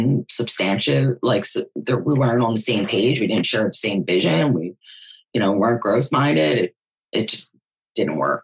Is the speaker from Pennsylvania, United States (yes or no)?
yes; Philadelphia, Pennsylvania, United States; moved away; also born or lived in Jersey Shore, New Jersey; I'm originally from Philadelphia